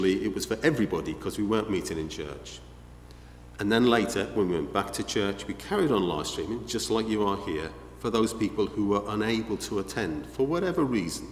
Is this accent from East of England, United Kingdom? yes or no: no; Liverpool, North West England, United Kingdom; you may have picked up my accent, I don't know. I don't know if it's obvious. I haven't got an accent. I'm from Liverpool